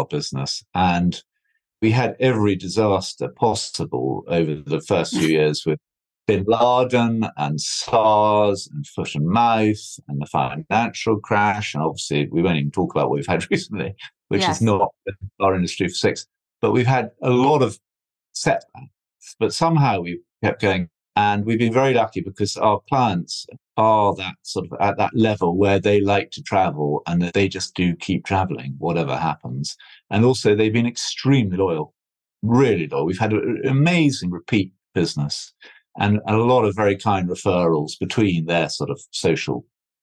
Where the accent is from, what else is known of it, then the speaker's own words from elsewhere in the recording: Scotland, United Kingdom; also born or lived in United States / London; I came back from America in 1999 to Scotland, where I come from